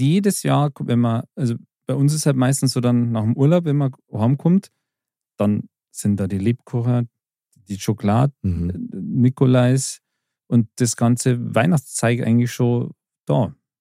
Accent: Bavaria, Germany; wir in Bayern

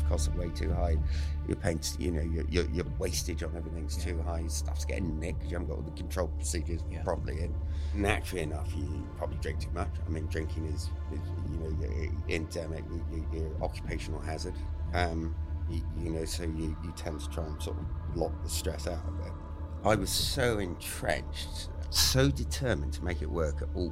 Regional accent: Beer, South West England, United Kingdom; I grew up I was born in a fishing village called Beer in Devon

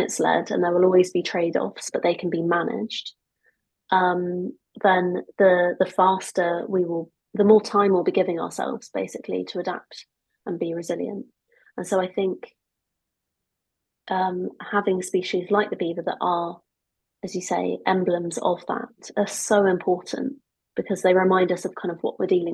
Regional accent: United Kingdom; also born or lived in Augusta, Georgia, United States; So I was born in Augusta, Georgia, in the deep south, and we moved here when I was just about to turn 5

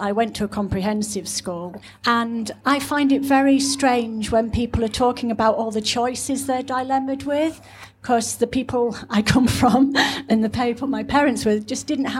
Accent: Scunthorpe, Yorkshire and the Humber, United Kingdom; moved away as an adult; now in London, United Kingdom; Scunthorpe, where I come from, is not very far from Doncaster.

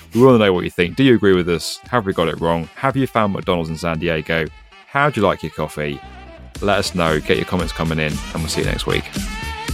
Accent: United Kingdom; me as a British guy

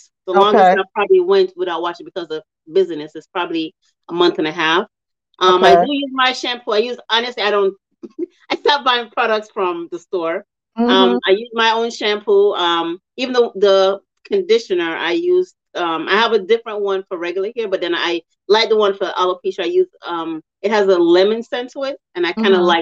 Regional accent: Jamaica; moved away; I'm from Jamaica

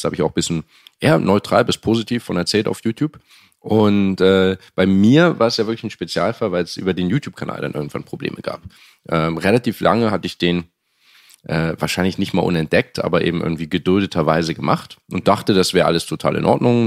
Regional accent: Hamburg, Germany; moved away as an adult; also born or lived in Cambridge, United Kingdom / France; ich komme aus Hamburg ursprünglich, Hamburg

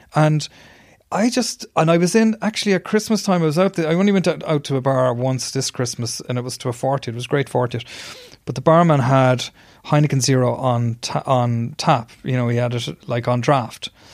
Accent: Ireland; I was doing work overseas as an Irish journalist

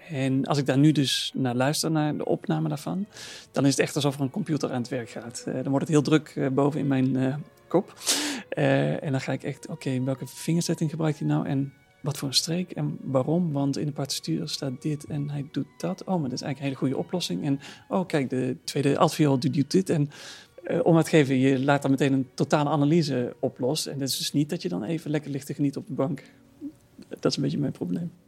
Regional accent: Netherlands; als Nederlandse jongen

